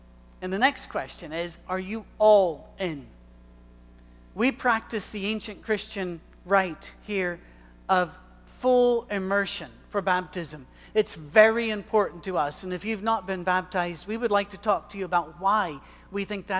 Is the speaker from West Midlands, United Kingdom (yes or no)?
no; Scotland, United Kingdom; I am a male. I am white. I am Scottish. I am old.